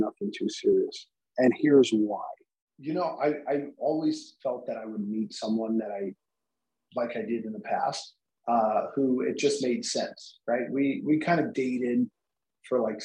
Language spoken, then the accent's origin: English; New Jersey, United States; now in New York, United States; I'm from originally from New Jersey